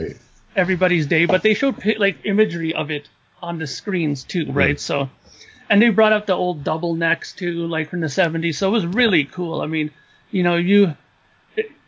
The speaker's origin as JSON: {"language": "English", "country": "Canada", "said": "knowing my background, being a Canadian"}